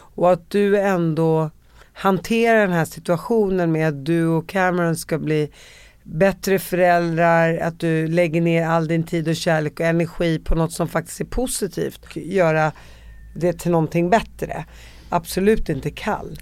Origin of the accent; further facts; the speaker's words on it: Sweden; jag var två månader när jag kom till Sverige